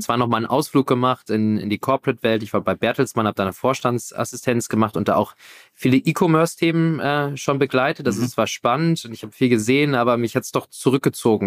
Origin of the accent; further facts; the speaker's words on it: Hamburg, Germany; also born or lived in Berlin; So ganz konnte ich äh, von Hamburg nicht loslassen. Ist doch immer so meine Heimat gewesen.